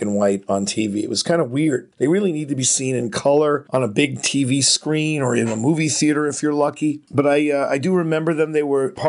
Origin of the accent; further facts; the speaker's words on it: New York, United States; I grew up in New York